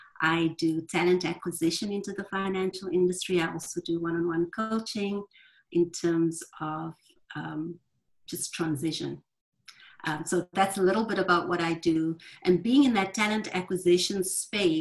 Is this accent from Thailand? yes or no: no; South Africa; now in Louisville, United States; I'm calling in from Louisville, Kentucky. I'm originally from South Africa, but I'm calling Louisville home now.